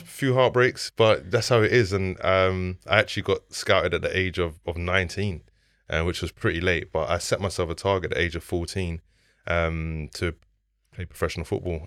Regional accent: London, United Kingdom; I grew up on the Ellsbury Estate in Southeast London

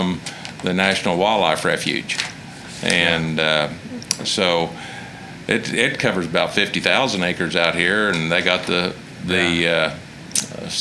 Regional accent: Alva, Oklahoma, United States; I was born in Alva

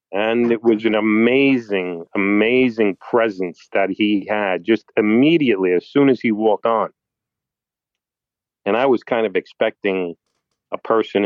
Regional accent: New York City, New York, United States; I'm from New York City and have been my whole life

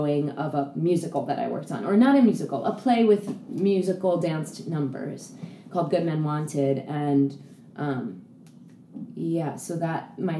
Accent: New York City, New York, United States; I grew up on the Upper West

